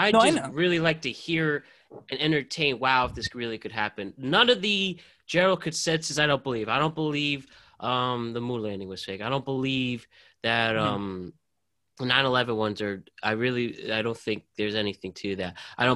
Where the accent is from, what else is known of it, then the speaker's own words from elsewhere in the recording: Connecticut, United States; I grew up in Connecticut.